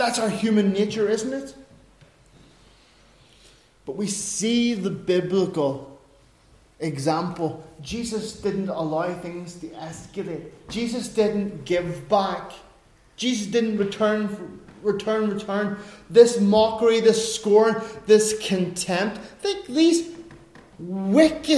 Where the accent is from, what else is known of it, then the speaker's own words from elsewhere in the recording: Ireland; I'm an Irishman.